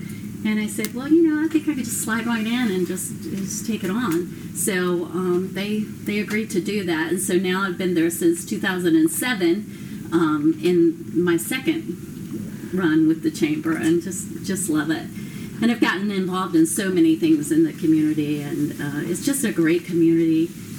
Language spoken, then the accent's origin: English; Jacksonville, Florida, United States; I grew up in Jacksonville, just north of here, and went to Florida State University.